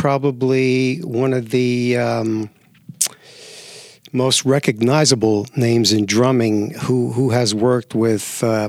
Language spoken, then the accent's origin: English; New York, United States; moved away as an adult; also born or lived in Tucson, Arizona / Santa Fe, New Mexico; now in Las Vegas, United States; I grew up in New York.